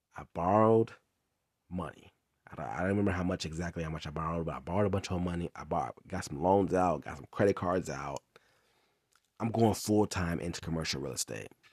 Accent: Inglewood, California, United States; also born or lived in Long Beach, California; that's where I'm from, I'm from Inglewood. So, I moved back to Inglewood, California

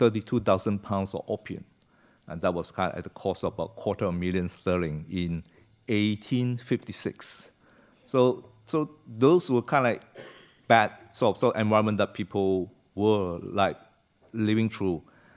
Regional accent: Malaysia; Yeah, I came from Malaysia, was born there in the 60s, and my parents came from China, from a place called Santou, near Santou.

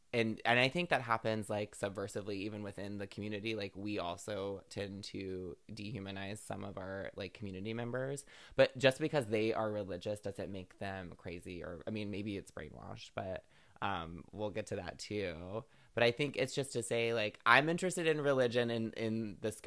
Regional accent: the South, United States; I grew up in the South.

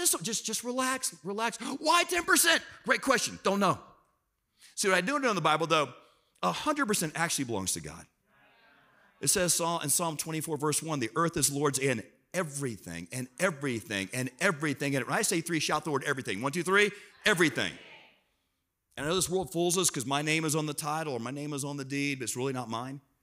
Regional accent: South Florida, United States; I'm from South Florida

